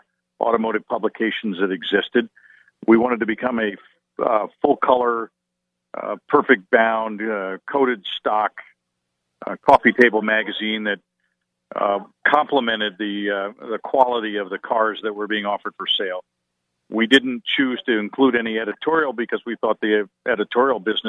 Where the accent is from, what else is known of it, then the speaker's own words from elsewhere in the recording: Wilmington, Delaware, United States; moved away; somebody who lives down the street where I grew up in Wilmington, Delaware